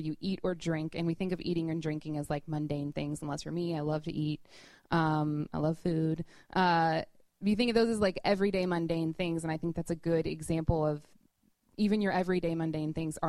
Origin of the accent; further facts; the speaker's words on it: Louisville, Kentucky, United States; moved away as an adult; now in New York, United States; We're both from Louisville, Kentucky